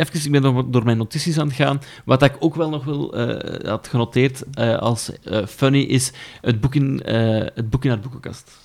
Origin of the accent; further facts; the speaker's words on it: Netherlands; accent: Hollands; moved away; also born or lived in Brussels, Belgium; mijn moeder Hollands is en ik de oorlog in Holland heb doorgebracht. Ja. Ik heb er acht jaar lang gewoond.